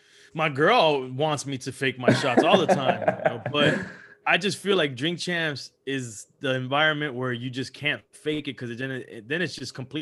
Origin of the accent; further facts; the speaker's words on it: Cuba; I grew up around Colombians, you know, I'm Cuban, but I grew up around a lot of Colombians.